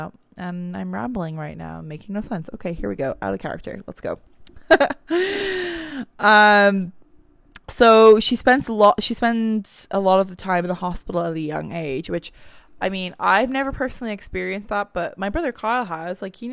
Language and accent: English; Ireland; now in Canada; I'm Irish